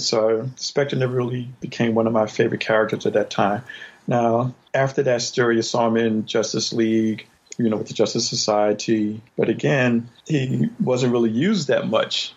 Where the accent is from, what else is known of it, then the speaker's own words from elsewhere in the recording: New Jersey, United States; I'm from New Jersey, so we had Creatures Features, you know, the midnight shows